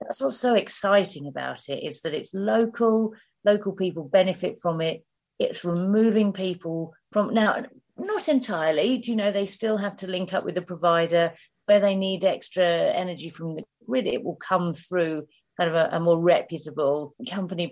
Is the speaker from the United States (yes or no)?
no; Hertfordshire, East of England, United Kingdom; moved away; I'm from Hertfordshire originally